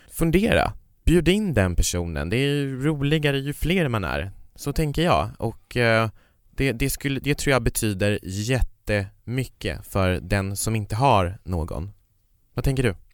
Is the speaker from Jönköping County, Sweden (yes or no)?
no; Kiruna, Norrbotten County, Sweden; now in Stockholm, Sweden; Jag var ju uppe i Kiruna, där jag kommer ifrån. Det kanske inte hörs på min dialekt, jag har bott i Stockholm i många år